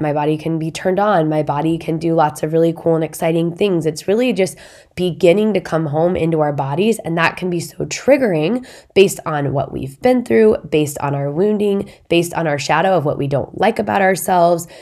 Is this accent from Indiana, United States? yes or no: yes; Indiana, United States; our town has a big lake in it, my hometown.